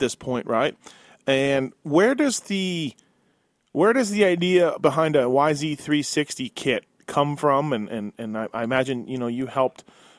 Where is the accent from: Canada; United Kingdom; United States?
Canada; being Canadian and born and raised there